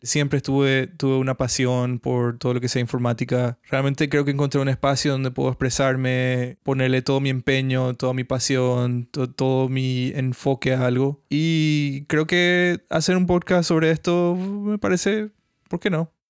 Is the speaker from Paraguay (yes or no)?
yes; Paraguay; now in Brazil; soy un desarrollador de Paraguay, vivo en Brasil ahora mismo.